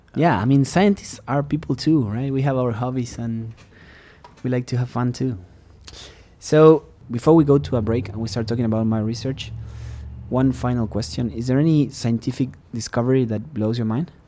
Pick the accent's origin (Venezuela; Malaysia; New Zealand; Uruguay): Uruguay; English is a second language; moved away as an adult; also born or lived in Texas; now in United States; I'm from Uruguay